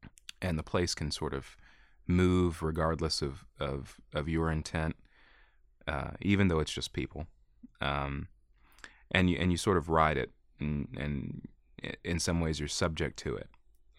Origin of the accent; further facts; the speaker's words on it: Jackson County, Kentucky, United States; also born or lived in Whitesburg, Kentucky; In Jackson County, Kentucky. tobacco farm.